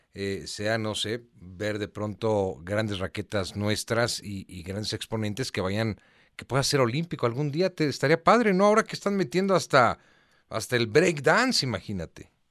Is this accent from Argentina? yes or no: no; Mexico